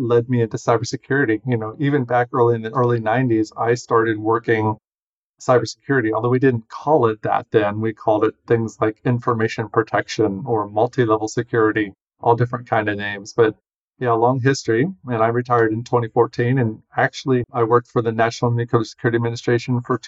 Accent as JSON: {"language": "English", "region": "Ohio", "country": "United States", "tie": "born or raised there", "moved": "as an adult", "said": "I grew up in Ohio, went to Ohio State University"}